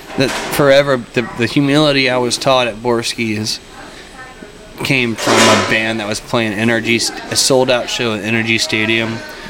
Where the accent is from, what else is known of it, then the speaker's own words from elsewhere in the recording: Texas, United States; We grew up on the border